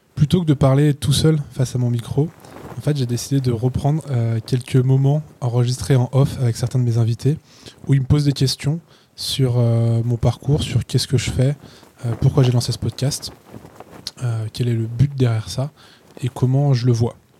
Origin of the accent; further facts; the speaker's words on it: Chamonix, Auvergne-Rhône-Alpes, France; Je suis né à Chamonix